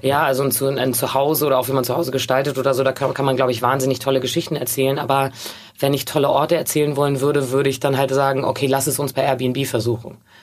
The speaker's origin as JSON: {"language": "German", "region": "Hamburg", "country": "Germany", "tie": "born or raised there", "said": "ich bin in Hamburg aufgewachsen"}